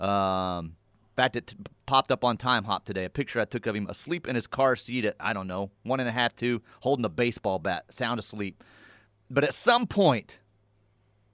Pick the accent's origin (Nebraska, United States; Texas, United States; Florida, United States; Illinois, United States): Texas, United States; Kennedale; moved away; also born or lived in Enid, Oklahoma; growing up in Kennedale, Texas, and then on into Enid